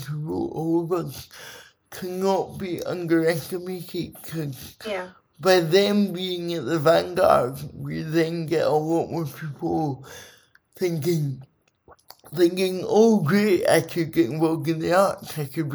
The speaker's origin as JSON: {"language": "English", "region": "Scotland", "country": "United Kingdom", "said": "it's such a part of my identity being Scotland. Being Scottish"}